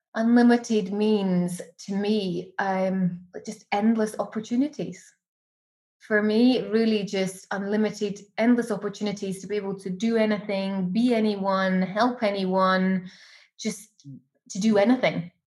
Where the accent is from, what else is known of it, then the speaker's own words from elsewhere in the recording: Edinburgh, Scotland, United Kingdom; moved away as an adult; now in Dubai, United Arab Emirates; when i go home to my hometown like i love edinburgh i love scotland